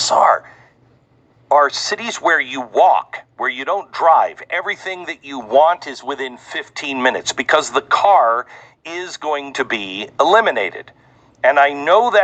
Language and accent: English; Seattle, Washington, United States; growing up in Seattle